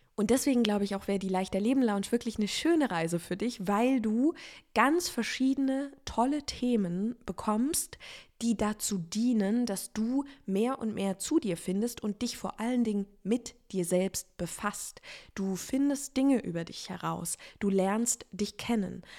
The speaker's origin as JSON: {"language": "German", "area": "Offenburg area", "region": "Baden-Württemberg", "country": "Germany", "tie": "born or raised there", "also_born_or_lived": "Freiburg", "moved": "yes", "said": "ich habe jetzt diesen Umzug von Freiburg nach Offenburg gemacht"}